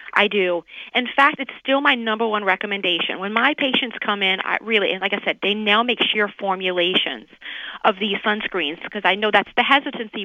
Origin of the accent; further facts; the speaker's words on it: New Orleans, Louisiana, United States; moved away as an adult; now in Miami, United States; I'm originally from New Orleans, but you know, I I've been in Miami down in Florida for almost like 15 years.